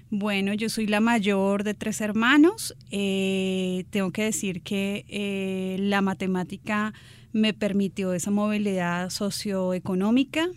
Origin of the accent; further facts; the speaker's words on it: Bogotá, Colombia; soy bogotana